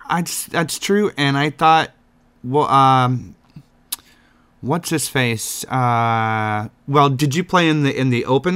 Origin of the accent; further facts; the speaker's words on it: Texas, United States; now in Chicago, United States; I'm originally from Texas, so the heat doesn't bother me.